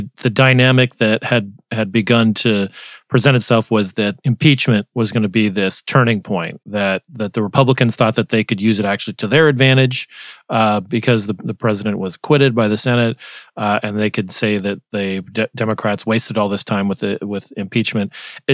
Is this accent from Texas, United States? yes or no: no; Arizona, United States; My home state